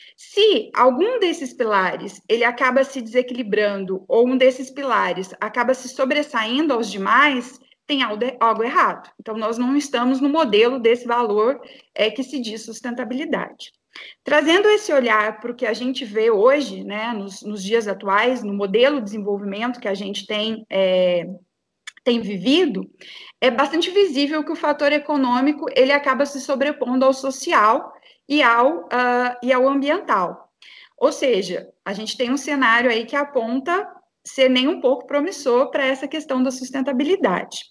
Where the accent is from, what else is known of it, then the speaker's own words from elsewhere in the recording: Brazil; nós, enquanto brasileiros